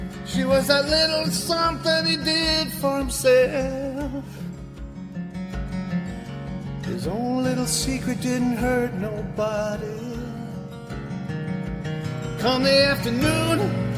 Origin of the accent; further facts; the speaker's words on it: San Jose, California, United States; Guitar Showcase, which is a place I grew up in San Jose